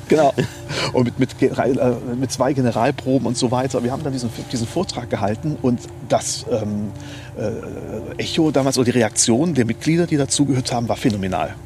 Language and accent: German; Neuwied, Rhineland-Palatinate, Germany; also born or lived in Mainz / Bonn / Glasgow; now in Leutesdorf, Germany; ich bin, wie gesagt, hier in Neuwied geboren, ähm, habe ähm, auch die Schule hier besucht